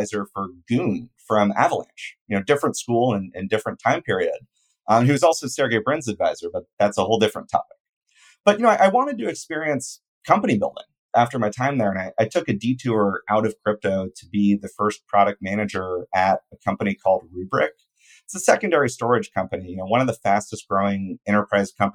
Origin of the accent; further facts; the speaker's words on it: a suburb of Oakland, near San Francisco, California, United States; I grew up near San Francisco in a suburb of Oakland